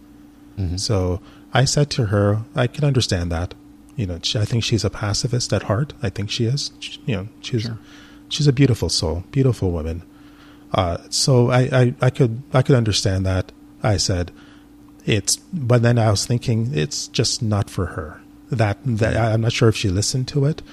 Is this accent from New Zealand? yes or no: no; Canada; I'm Canadian. A lot of people are into hockey in Canada.